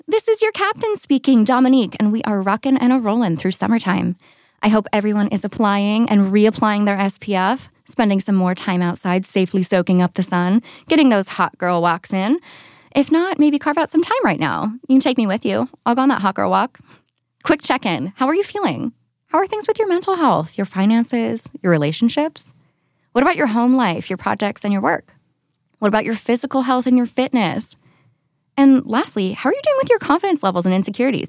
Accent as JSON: {"language": "English", "town": "San Diego", "region": "California", "country": "United States", "tie": "born or raised there", "also_born_or_lived": "San Francisco", "said": "here in my hometown"}